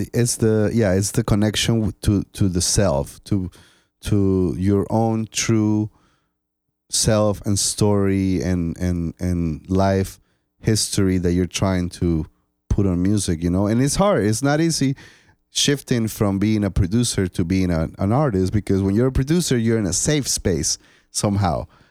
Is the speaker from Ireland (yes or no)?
no; Colombia; moved away as an adult; now in United States; I was born in Colombia. So in my country